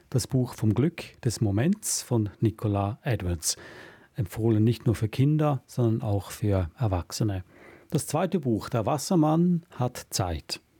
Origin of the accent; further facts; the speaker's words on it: Switzerland; dass ich hier was rieche, was mich an meine Heimat in der Schweiz erinnert